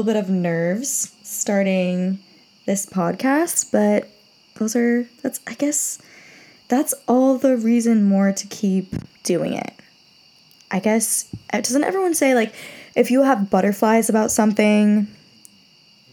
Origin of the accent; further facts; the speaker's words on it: Rhode Island, United States; I'm from Rhode Island. So really small state, small towns within